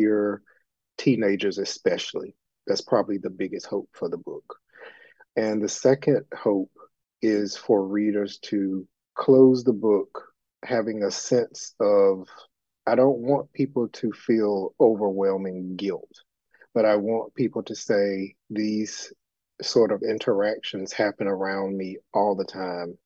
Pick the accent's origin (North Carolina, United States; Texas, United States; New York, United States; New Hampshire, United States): North Carolina, United States; Elizabeth City; my hometown of Elizabeth City, North Carolina